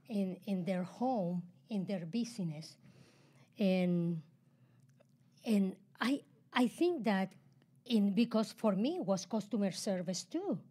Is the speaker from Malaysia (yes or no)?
no; Chile; English is a second language; moved away as an adult; also born or lived in Georgia, United States / Salt Lake City, United States; now in United States; I'm from Chile.